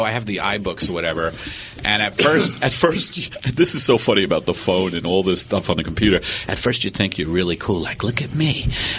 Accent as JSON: {"language": "English", "town": "Staten Island", "region": "New York", "country": "United States", "tie": "born or raised there", "said": "that's a big where I grew up in Staten Island."}